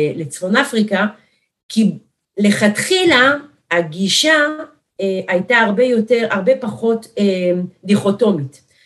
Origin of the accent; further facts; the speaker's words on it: France; now in Eli, Israel; אנשים שאני גדלתי עליהם, עוד בצרפת, שם נולדתי